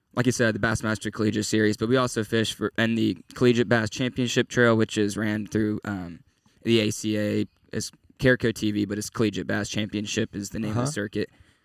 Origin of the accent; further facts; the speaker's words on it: Houston, Texas, United States; moved away as an adult; now in Arkansas, United States; So I'm actually from Houston, Texas.